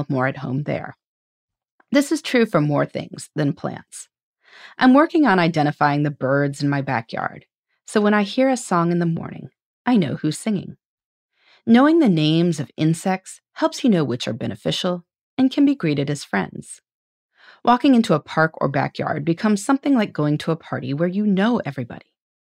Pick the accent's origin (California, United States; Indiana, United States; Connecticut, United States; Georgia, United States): Indiana, United States; my home state of Indiana